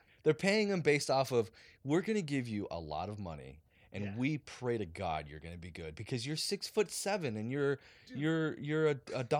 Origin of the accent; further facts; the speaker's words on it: Fresno, California, United States; I grew up in Fresno